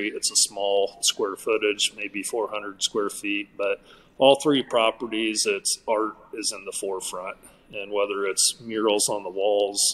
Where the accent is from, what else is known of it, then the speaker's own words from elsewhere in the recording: Malvern, Iowa, United States; moved away as an adult; also born or lived in Arizona; I'm from Malvern, Iowa, originally from Malvern, Iowa.